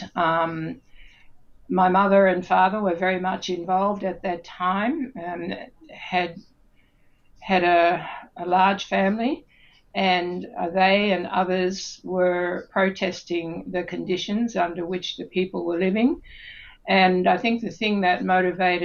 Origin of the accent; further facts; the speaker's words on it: Cummeragunja, New South Wales, Australia; moved away; also born or lived in Vietnam; I came from Cummeriganja to Vietnam to being principal of the school